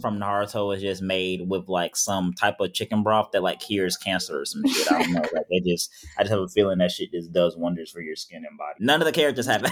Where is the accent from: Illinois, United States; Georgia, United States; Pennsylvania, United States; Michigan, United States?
Georgia, United States; Powder Springs; I was raised in Powder Springs, Georgia